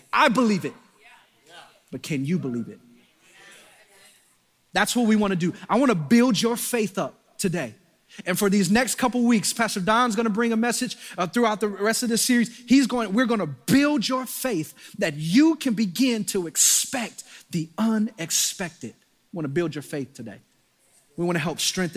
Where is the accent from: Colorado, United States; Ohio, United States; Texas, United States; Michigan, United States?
Michigan, United States; Detroit; I'm from Detroit